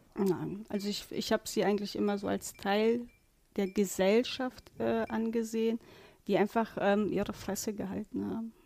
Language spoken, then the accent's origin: German; Warburg, North Rhine-Westphalia, Germany; bei uns in Warburg